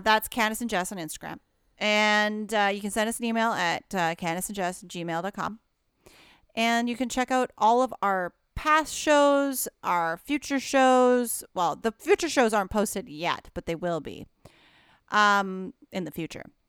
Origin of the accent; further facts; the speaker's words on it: Alberta, Canada; moved away; I'm from Alberta originally